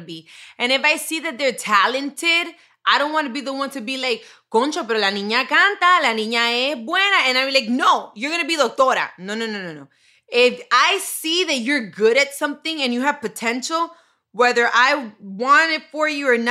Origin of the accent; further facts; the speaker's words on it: Miami, Florida, United States; I grew up in Miami